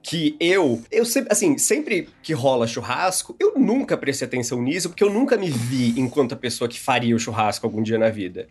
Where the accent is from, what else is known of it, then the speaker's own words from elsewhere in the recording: Brazil; moved away; lá em Sara, minha cidade natal